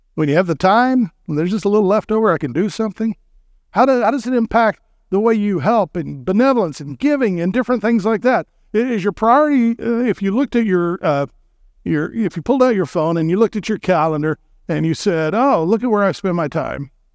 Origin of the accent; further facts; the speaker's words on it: Texas, United States; I'm from Texas